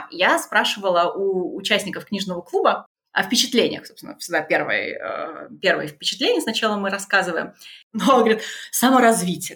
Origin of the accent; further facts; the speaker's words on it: Tula, Tula Oblast, Russia; moved away; also born or lived in Germany; Я из Тулы.